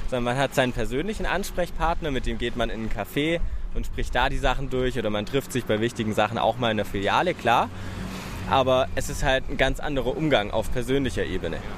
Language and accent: German; Stuttgart, Baden-Württemberg, Germany; moved away as an adult; now in Berlin, Germany; Ich komme jetzt aus Berlin, ursprünglich eigentlich aus Stuttgart. Wir sind vor sieben Monaten hergezogen